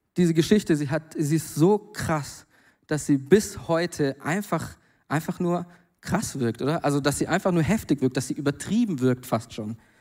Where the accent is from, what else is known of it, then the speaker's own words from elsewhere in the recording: Germany; now in Mainz, Germany; da, wo ich herkomme, am Bodensee